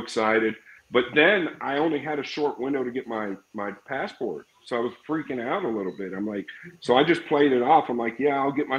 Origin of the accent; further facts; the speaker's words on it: United States; I'm American